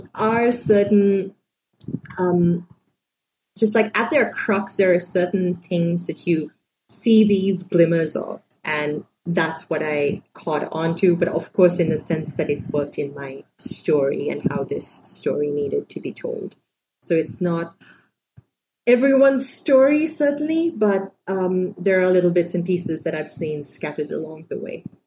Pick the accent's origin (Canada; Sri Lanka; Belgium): Sri Lanka; moved away; also born or lived in San Francisco; I grew up in Sri Lanka